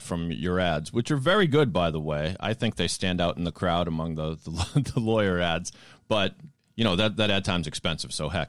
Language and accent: English; Boston, Massachusetts, United States; accent: Boston; all of a sudden I'd get more Boston for some reason.